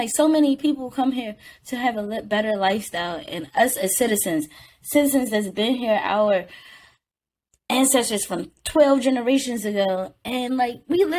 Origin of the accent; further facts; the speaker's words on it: United States; I'm American.